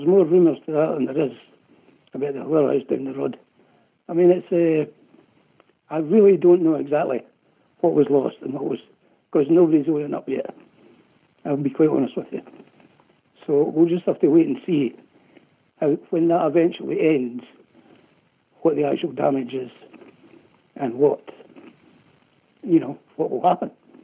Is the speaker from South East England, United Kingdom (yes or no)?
no; Scotland, United Kingdom; I'm Scottish.